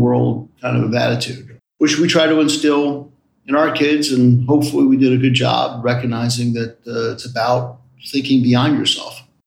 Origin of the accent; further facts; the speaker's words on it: Silver Spring, Maryland, United States; also born or lived in Washington, D.C. / Great Falls, Virginia / Boston, Massachusetts; Grew up in first part of my life in Silver Spring in Hillendale, Maryland, off of uh, New Hampshire Avenue